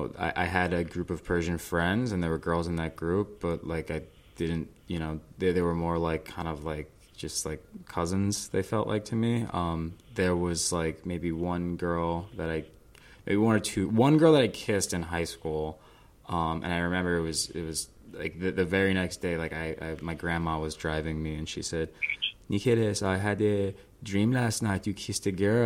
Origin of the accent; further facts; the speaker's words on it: New Jersey, United States; also born or lived in Manhattan, New York; I was born in Manhattan, but I grew up in the suburbs of New Jersey, just outside the city.